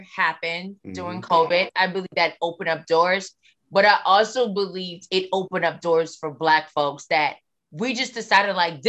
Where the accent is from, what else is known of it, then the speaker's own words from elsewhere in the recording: the South, United States; accent: Southern; everyone would be like, you sound Southern. Where are you from?